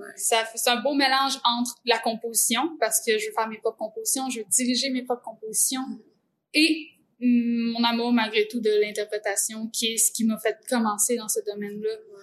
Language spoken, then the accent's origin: French; Quebec, Canada; je viens du centre du Québec